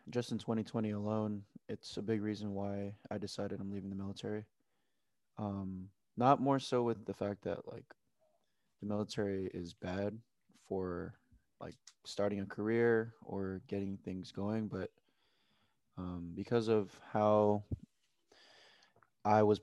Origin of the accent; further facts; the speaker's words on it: Oxnard, California, United States; I'm from Oxnard, California